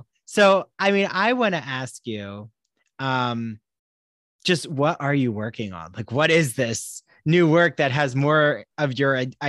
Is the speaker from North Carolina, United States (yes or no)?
no; New Jersey, United States; I'm from Jersey and my dad's side still lives in the Bucks County area.